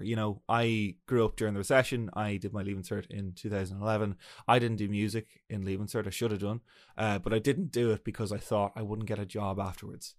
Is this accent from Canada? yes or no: no; Ireland; we're an English-speaking country